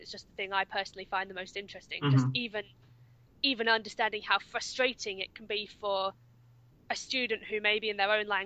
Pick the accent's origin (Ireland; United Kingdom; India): United Kingdom; Cambridge, East of England; accent: southern; moved away; also born or lived in Australia / Oxfordshire / Czech Republic / Russia; I was born in Cambridge. I've lived in Australia, then in Oxfordshire. My family are now based in Essex, so all very south.